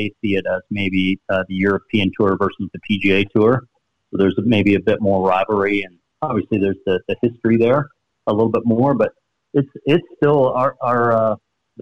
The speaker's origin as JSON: {"language": "English", "town": "Sarnia", "region": "Ontario", "country": "Canada", "tie": "born or raised there", "said": "My hometown in Sarnia, it's a small community, about 70,000 people"}